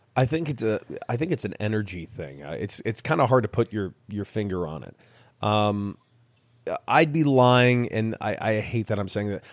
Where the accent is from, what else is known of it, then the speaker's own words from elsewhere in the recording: Los Angeles, California, United States; where I grew up in Los Angeles